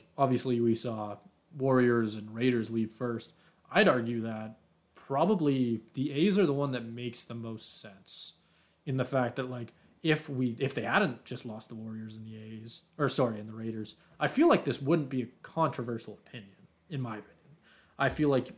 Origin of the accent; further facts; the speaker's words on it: Calgary, Alberta, Canada; I'm a hometown guy. I like to cheer for my hometown